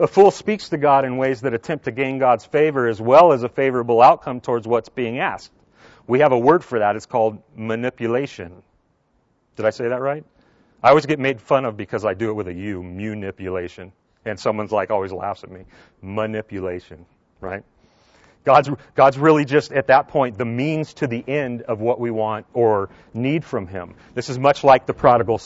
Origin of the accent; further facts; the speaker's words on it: Southern California, United States; moved away; I grew up in Southern California